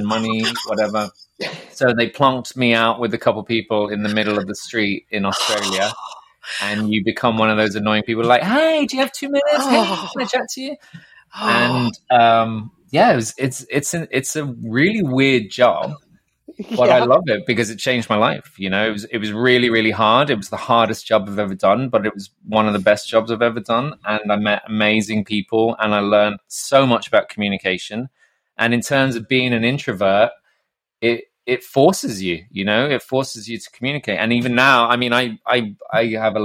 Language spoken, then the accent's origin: English; Ireland; moved away; I'm Irish